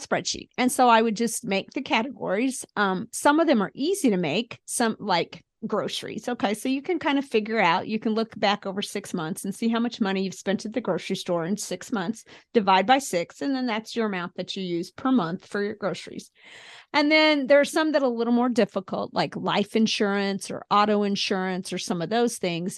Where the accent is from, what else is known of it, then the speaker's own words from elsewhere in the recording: Springfield, Missouri, United States; I grew up in Springfield, went to school at Mizzou